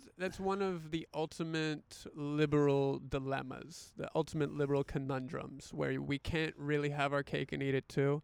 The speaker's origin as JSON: {"language": "English", "region": "the South", "country": "United States", "tie": "born or raised there", "said": "I grew up in the South"}